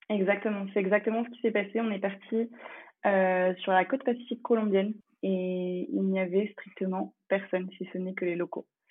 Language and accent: French; France; first language English; French is a second language; J'ai passé toute mon enfance en France et j'ai effectué toute ma scolarité, mais l'anglais était la langue principale parlée à la maison